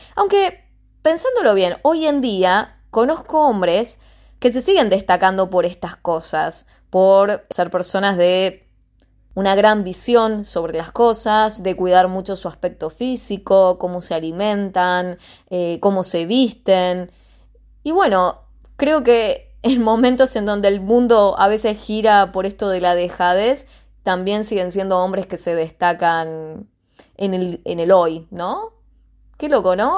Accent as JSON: {"language": "Spanish", "country": "Argentina", "said": "nuestro país"}